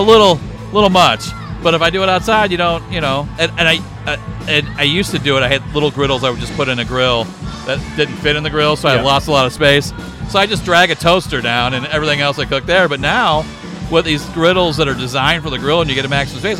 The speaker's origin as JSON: {"language": "English", "town": "Belleville", "region": "Illinois", "country": "United States", "tie": "born or raised there", "said": "I was born in Belleville, Illinois"}